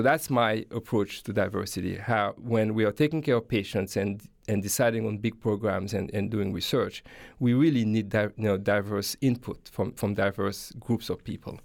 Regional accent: Haiti; moved away as an adult; now in United States; I grew up in Haiti and, uh, went to, uh, elementary and high school there

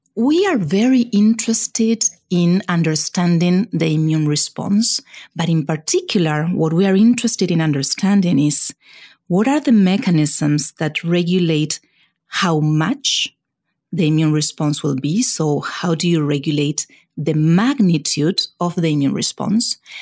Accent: Argentina; moved away as an adult; also born or lived in Buenos Aires, Argentina / California, United States; now in United States; I was born in Argentina, and it is in Argentina where I did all my you know, initial training in science

